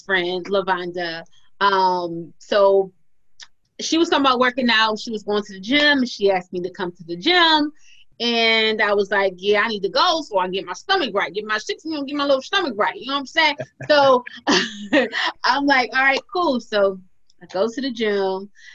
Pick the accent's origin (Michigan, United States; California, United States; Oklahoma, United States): Michigan, United States; Detroit; I'm from Detroit